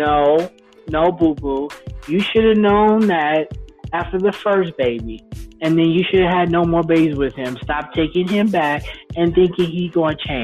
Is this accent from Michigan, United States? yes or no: yes; Detroit, Michigan, United States; I'm from Detroit, where they ain't got no L's, but they still got car